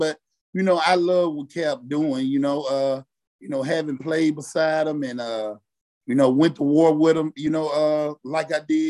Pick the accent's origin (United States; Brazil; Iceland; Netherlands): United States; Mississippi; I'm originally from Mississippi.